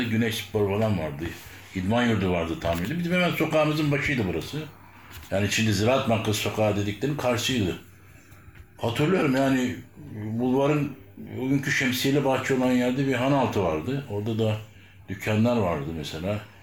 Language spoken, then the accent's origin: Turkish; Adapazarı, Sakarya, Turkey; biz Adapazarı'nın yerlisi dediği insanlardayız